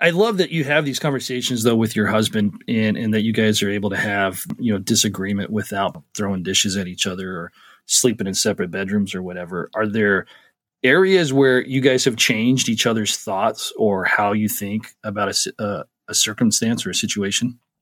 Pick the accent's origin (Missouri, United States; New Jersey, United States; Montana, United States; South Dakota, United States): Montana, United States; I'm from Montana